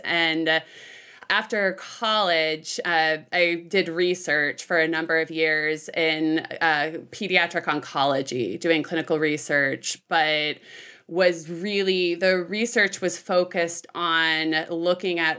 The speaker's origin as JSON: {"language": "English", "area": "Bay Area", "region": "Northern California", "country": "United States", "tie": "born or raised there", "said": "I grew up in Northern California, north of San Francisco, so in the Bay Area"}